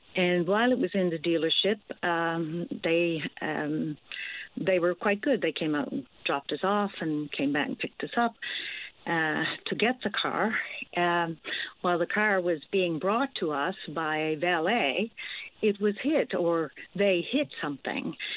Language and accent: English; Newfoundland and Labrador, Canada; moved away; I'm originally from Newfoundland, but I'm back, for, as I said, for a family reunion